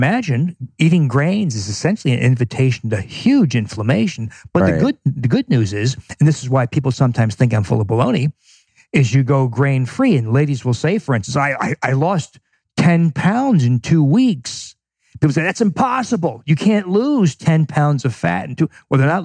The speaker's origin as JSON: {"language": "English", "region": "New Jersey", "country": "United States", "moved": "yes", "lives_now": "Milwaukee, United States", "said": "I'm from New Jersey, but I live in Milwaukee"}